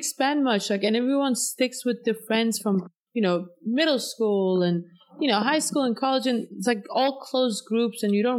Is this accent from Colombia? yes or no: no; Denmark; moved away as an adult; also born or lived in San Diego, California; now in New York, United States; I was born and raised in Denmark. And then 2013, I went to California. I wanted to study abroad, so I went to California.